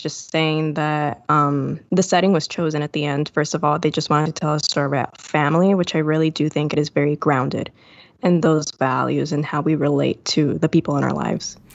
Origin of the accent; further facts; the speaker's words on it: Puerto Rico; I'm from Puerto Rico